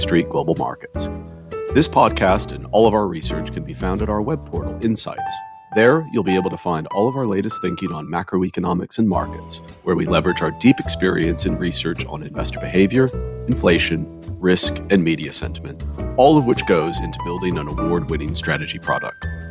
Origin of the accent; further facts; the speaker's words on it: United States; now in London, United Kingdom; being an American